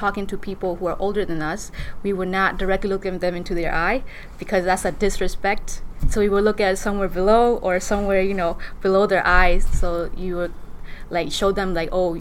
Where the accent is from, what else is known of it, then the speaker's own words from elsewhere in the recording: Shan State, Myanmar; moved away; I'm from Burma in region of Dongji, which is a Shan state of Burma